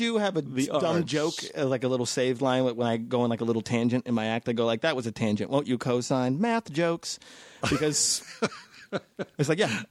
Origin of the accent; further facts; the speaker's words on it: Las Vegas, Nevada, United States; growing up in Vegas, I got actually just in Vegas last weekend because I went to this performing arts high school in Vegas Las Vegas Academy.